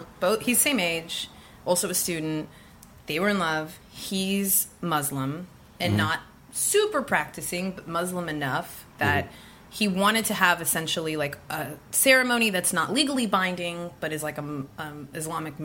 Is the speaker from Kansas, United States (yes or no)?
no; Bay Area, California, United States; We're from the Bay Area.